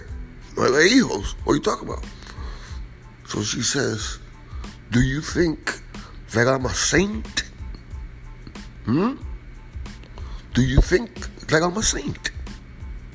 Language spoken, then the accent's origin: English; New York City, New York, United States; I am from Washington Heights